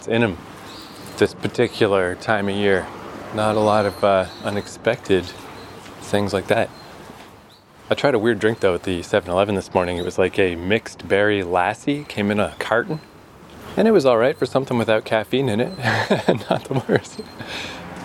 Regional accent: Fredericton, New Brunswick, Canada; moved away as an adult; now in Tokyo, Japan; there's a university in my hometown, the University of New Brunswick

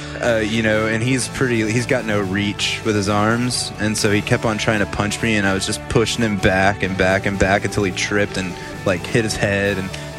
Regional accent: Grand Prairie, Texas, United States; growing up in a little small town called Grand Prairie, Texas

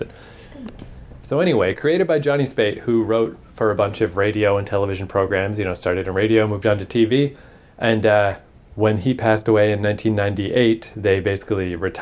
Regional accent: Canada; we're Canadian

